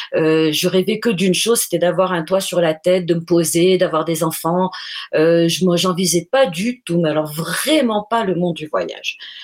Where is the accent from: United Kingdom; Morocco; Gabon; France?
Morocco; moved away as an adult; also born or lived in Colombia; nous sommes tous nés au Maroc. Euh, euh, on a fait une, toutes nos études jusqu'au bac au Maroc